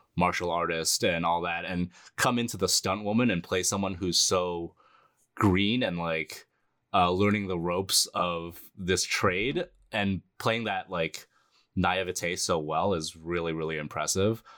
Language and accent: English; United States; I was born in the United States